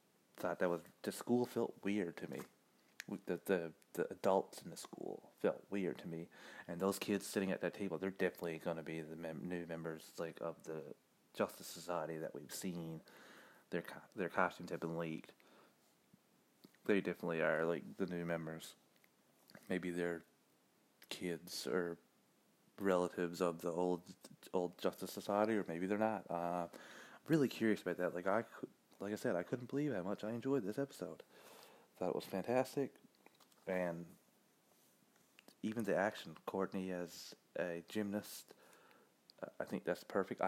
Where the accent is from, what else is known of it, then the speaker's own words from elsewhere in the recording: Canada; as a Canadian